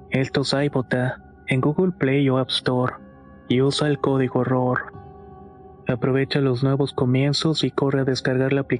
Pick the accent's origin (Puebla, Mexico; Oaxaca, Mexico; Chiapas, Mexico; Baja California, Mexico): Chiapas, Mexico; now in North Carolina, United States; aunque estoy en Carolina del Norte soy originario de Chiapas, México.